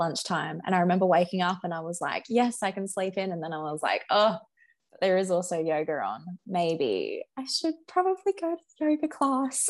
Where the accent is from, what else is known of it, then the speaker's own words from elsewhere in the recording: Australia; another Australian